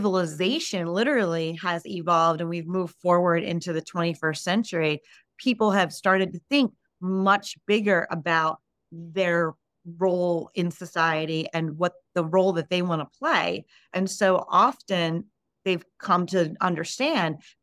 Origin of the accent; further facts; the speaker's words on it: United States; I'm Italian as well, but, you know, obviously raised in America